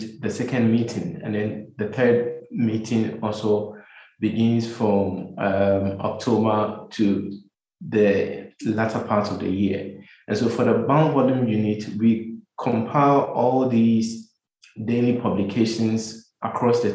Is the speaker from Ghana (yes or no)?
yes; Kumasi, Ashanti, Ghana; moved away as an adult; also born or lived in United States; now in Accra, Ghana; I grew up in Kumasi. For all my life, my education, everything was done in Kumasi, in the Ashanti region of Ghana